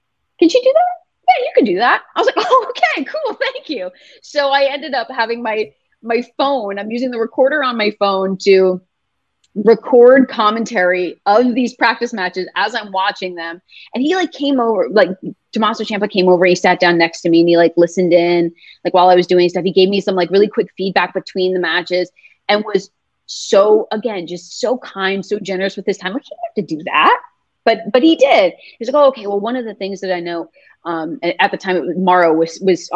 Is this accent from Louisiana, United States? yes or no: no; Philadelphia, Pennsylvania, United States; this is my hometown.